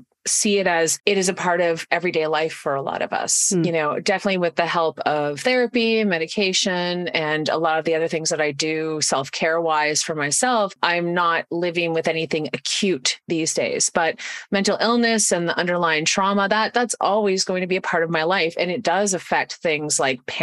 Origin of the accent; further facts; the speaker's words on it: Canada; I'm from Canada. I do a lot of my work in Canada.